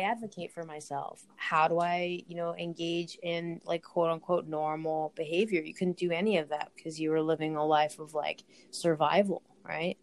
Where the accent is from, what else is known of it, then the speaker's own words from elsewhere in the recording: United States; me being an American